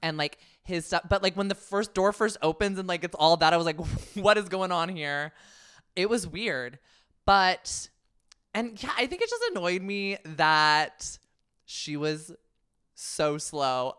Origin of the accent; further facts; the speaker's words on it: the Bay Area, California, United States; I'm from the Bay